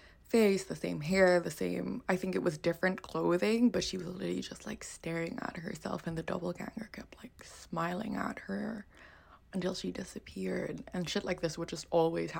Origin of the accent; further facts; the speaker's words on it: Philippines; growing up in the Philippines. So I grew up in my ancestral home